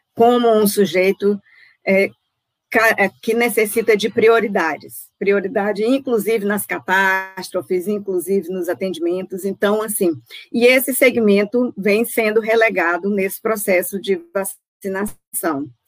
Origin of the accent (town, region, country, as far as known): Brazil